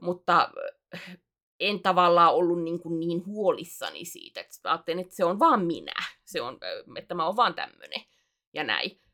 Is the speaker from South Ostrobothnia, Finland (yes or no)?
yes; Alajärvi, South Ostrobothnia, Finland; accent: not pure Alajärvi dialect, changeable; moved away; mun murre on, äh, se on muuntuva. Se ei ole suoraa alajärvi